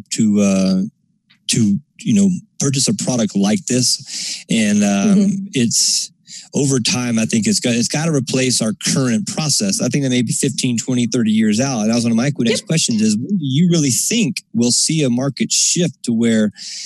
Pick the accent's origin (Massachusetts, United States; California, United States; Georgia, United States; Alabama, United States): Alabama, United States; I'm from a very backwoods ass place in Alabama, and I hate to say that because I love my home state